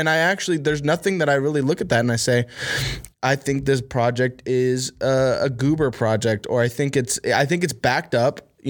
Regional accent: Huntington, West Virginia, United States; Like, well, technically, I'm from Huntington, West Virginia, right?

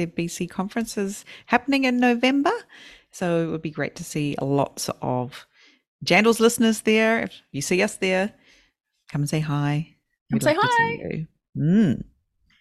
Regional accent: New Zealand; we maintain that sort of Kiwi friendliness

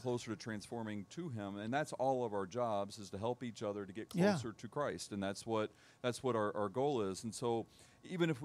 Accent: Tennessee, United States; also born or lived in Charleston, South Carolina; I was born in Charleston, South Carolina, but I moved here when I was one. So for all practical purposes, I'm a Tennessean.

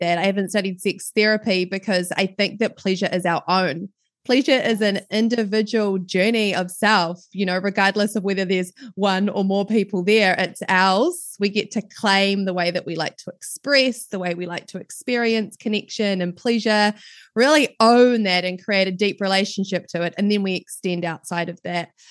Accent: New Zealand; accent: New Zealand; as you can probably tell from my accent, I am right down in the bottom of the world in New Zealand. So I'm based down in New Zealand.

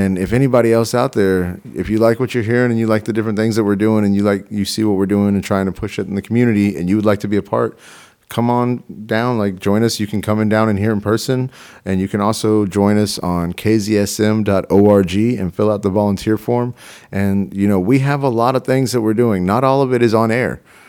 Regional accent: Texas, United States; Like I'm from Texas, and I never expected to see that many Confederate flags flying in the Northwest.

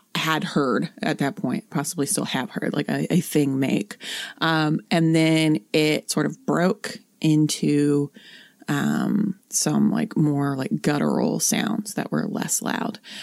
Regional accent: North Central West Virginia, United States; I am from North Central West Virginia. I am from the woods.

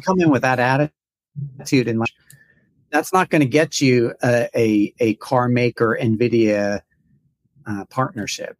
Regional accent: United States; an American

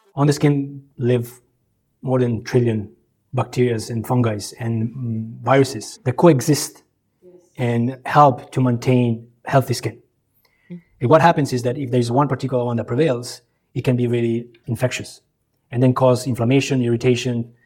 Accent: Italian side of Switzerland, Ticino, Switzerland; moved away as an adult; also born or lived in Kosovo / Croatia; now in Singapore; I grew up on the Italian side of Switzerland, and that's really where I started my education

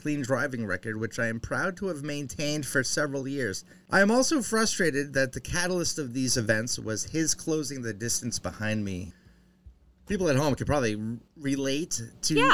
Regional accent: New Hampshire, United States; I'm from New Hampshire.

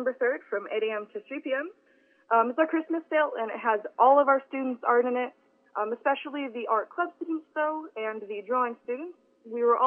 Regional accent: Southaven, Mississippi, United States; I grew up in South Haven, Mississippi. I've lived there for about 11 years now.

